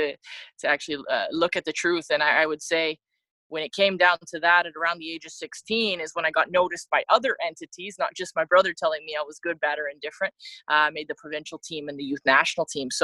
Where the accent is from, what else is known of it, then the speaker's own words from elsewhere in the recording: Mississauga, Ontario, Canada; moved away as an adult; I grew up born and raised in Mississauga, Ontario